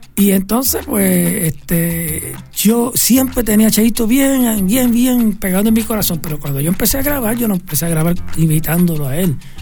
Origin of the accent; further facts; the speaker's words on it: Cataño, Puerto Rico; also born or lived in Santurce, Puerto Rico; después fue para Cataño que fui y ese, ahí me crié